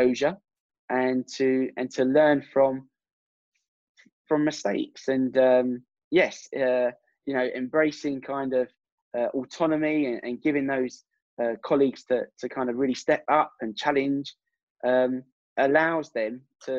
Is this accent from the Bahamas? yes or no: no; England, United Kingdom; me being English